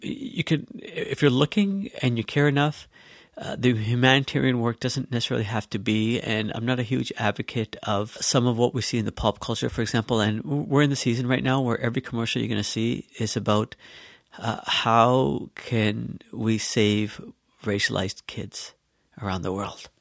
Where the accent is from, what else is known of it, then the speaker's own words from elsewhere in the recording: Canada; growing up here, uh, in Canada and as a Canadian